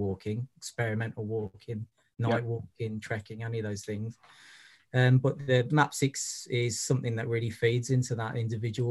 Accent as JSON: {"language": "English", "town": "Birmingham", "region": "West Midlands", "country": "United Kingdom", "also_born_or_lived": "Brighton / Liverpool", "moved": "yes", "said": "I'm originally from Birmingham"}